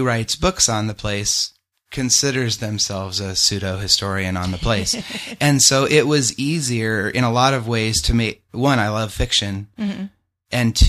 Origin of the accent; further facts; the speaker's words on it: Tucson, Arizona, United States; also born or lived in Pinetop, Arizona; I'm from Arizona. I'm one of those elusive Arizona natives. I don't come from somewhere else. Mm-hmm. I was born in Tucson. I've spent time living pretty much all over.